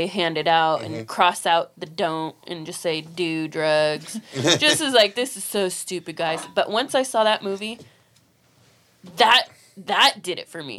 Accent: Sacramento, California, United States; And I'm from Sacramento.

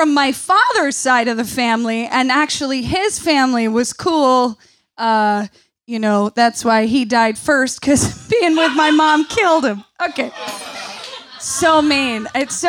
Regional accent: Central New York, United States; I grew up in Central New York

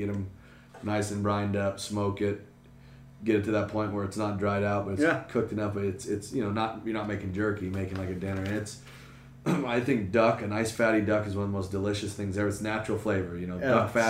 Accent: West Sacramento, California, United States; I'm born and raised in West Sacramento, California. My family's been there for almost a century.

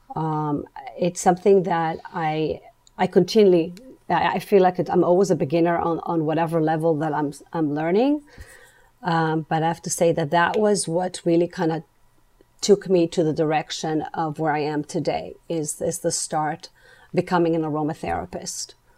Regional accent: Israel; moved away; Growing up in Israel, um, I grew up in a kind of a holistic

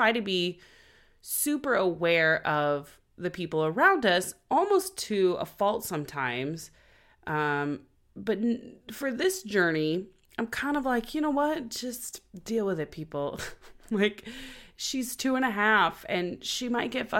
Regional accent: Oklahoma, United States; now in Los Angeles, United States; we're from Oklahoma

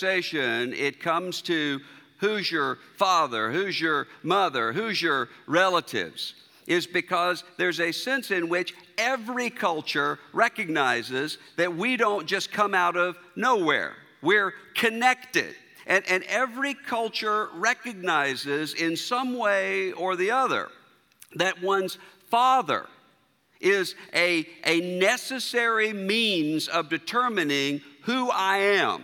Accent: Mississippi, United States; moved away; also born or lived in Louisville, Kentucky; I'm a native Mississippian

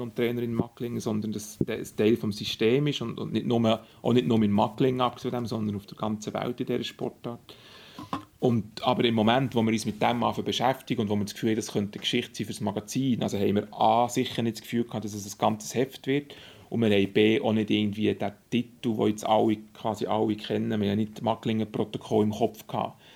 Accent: Burgdorf, Bern, Switzerland; also born or lived in Zurich; wo ich aufgewachsen in Burgdorf

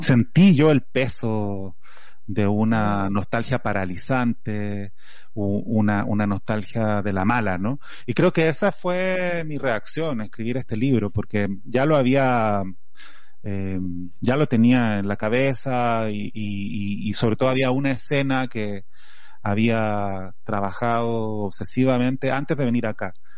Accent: Chile; accent: Chilean; moved away as an adult; now in Mexico; todavía estoy eh, muy achilenado, a pesar de que llevo cuatro años acá

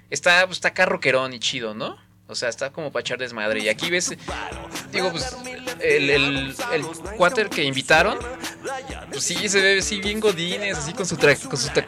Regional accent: Argentina; ahí somos los argentinos, pues claro, y sí, y todo, no, y, eh, bueno, eh, un poquito más, este, dramáticos, ¿no?

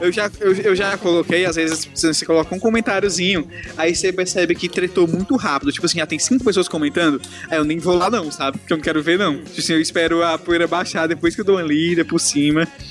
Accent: Ceará, Brazil; perder o sotaque, daqui do Ceará

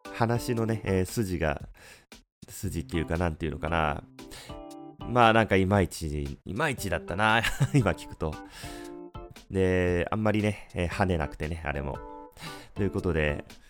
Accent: Fukuoka, Japan; 僕、福岡の人間なんで

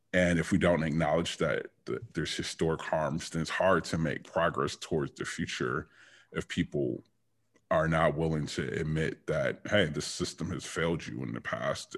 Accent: Detroit, Michigan, United States; I was born and raised in Detroit

